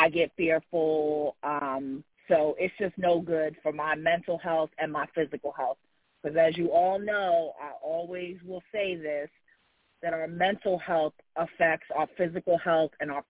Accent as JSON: {"language": "English", "town": "New York City", "region": "New York", "country": "United States", "also_born_or_lived": "Washington, D.C. metro area", "moved": "as an adult", "lives_now": "Madison, Alabama, United States", "said": "I'm originally from Jamaica, Queens, New York. Moved to the D.C. area when I turned 18"}